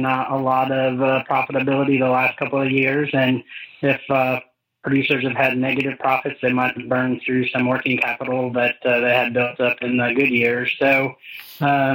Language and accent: English; Freeport, Illinois, United States; moved away as an adult; also born or lived in New York / Florida / Indiana; I grew up in Northwest Illinois, Freeport, Illinois area